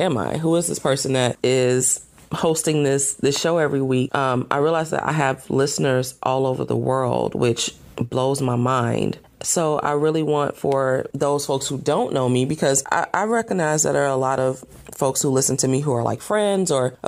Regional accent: Atlanta, Georgia, United States; now in Los Angeles, United States; I relocated to Los Angeles from Atlanta, Georgia, which is home for me.

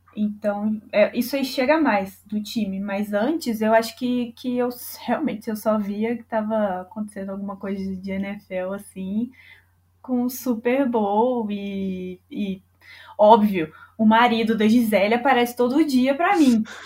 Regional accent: Brazil; eu sou muito brasileira

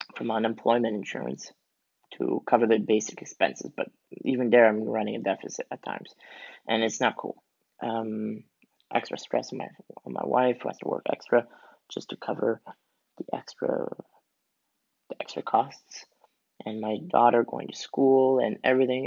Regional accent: Canada; I am originally from Canada, um, and both my parents are Swiss who moved from Switzerland to Canada to start a new life

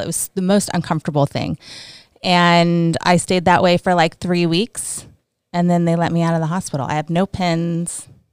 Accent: California, United States; moved away; also born or lived in New Jersey; I was born in New Jersey and then I moved to California when I was four. So, I'm really from California 'cause I don't really remember Jersey

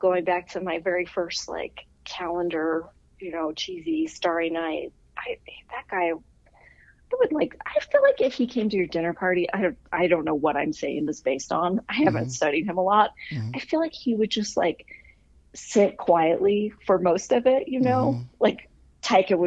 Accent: Kansas, United States; moved away as an adult; also born or lived in Los Angeles, United States / Seattle, United States / Anacortes, United States; now in Colorado, United States; I was from Kansas

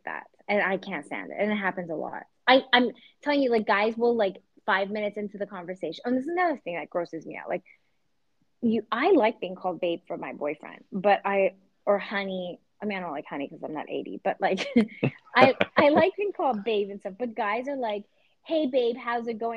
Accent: Canada; I'm Canadian and I don't go around saying A, but I do text

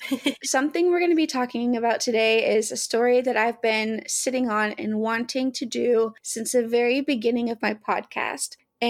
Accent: Hot Springs, Arkansas, United States; growing up in Hot Springs, Arkansas, as a mixed girl.

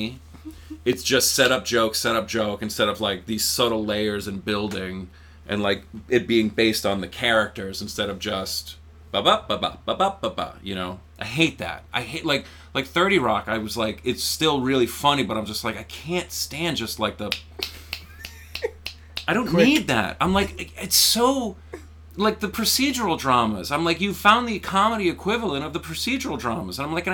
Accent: East Providence, Rhode Island, United States; East Providence. So, I grew up right near RISD.

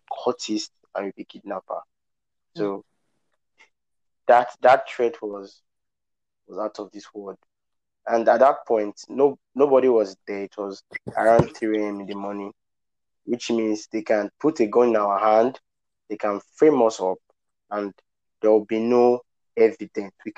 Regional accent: Benin City, Edo, Nigeria; I was born in Benin City and I grew up in Benin City

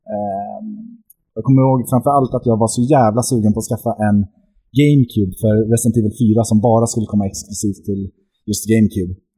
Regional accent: Mariefred, Södermanland, Sweden; moved away; also born or lived in Norway; därifrån kommer jag, för born and raised så att säga.

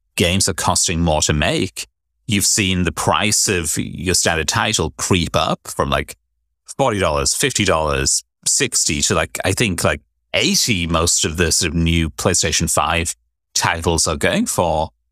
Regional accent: United Kingdom; being British, you'd think I just instinctively always be carrying an umbrella, but I'm also a northerner

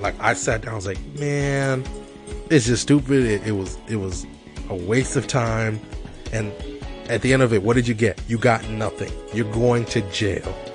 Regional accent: Kenya; moved away; I'm from Kenya

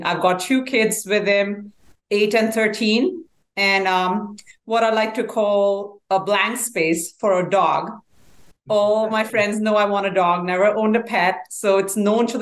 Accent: Delhi, India; moved away as an adult; also born or lived in New Jersey, United States / Texas, United States; now in Dallas-Fort Worth, United States; I was born in India, raised in India in the capital, Delhi. Moved to US in 2004.

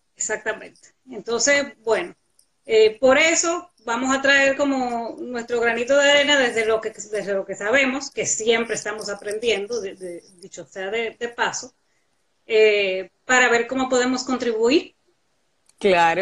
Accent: La Vega, Dominican Republic; los que nos criamos juntos en La Vega

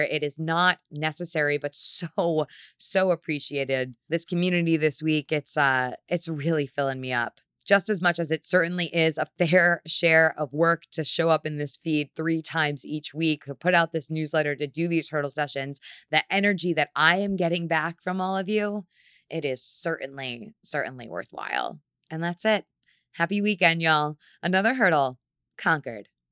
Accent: New York City, New York, United States; as a New Yorker

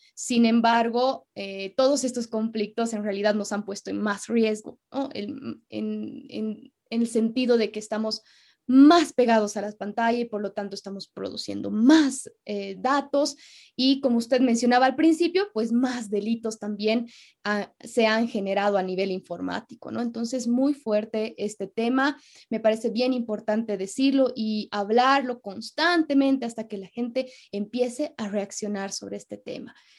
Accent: Bolivia; como somos bolivianos

